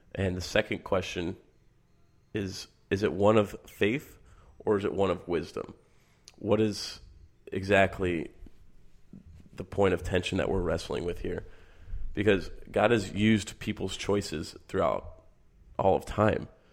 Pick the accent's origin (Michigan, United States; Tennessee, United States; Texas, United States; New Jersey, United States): Michigan, United States; I grew up in Michigan.